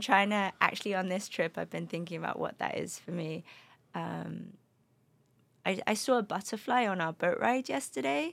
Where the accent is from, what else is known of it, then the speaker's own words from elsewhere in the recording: London, United Kingdom; also born or lived in Spain; now in Los Angeles, United States; my parents are from the Middle East, um, but grew up in London. And I, uh, between London and Spain, actually, my, my dad lived in Spain, so really kind of multicultural